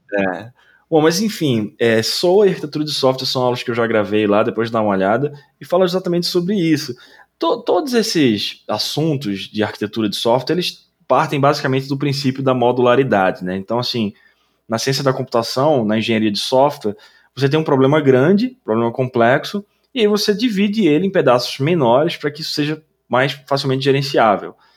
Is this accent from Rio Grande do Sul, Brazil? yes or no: no; Recife, Pernambuco, Brazil; moved away; lá em Recife, até na, na minha terra natal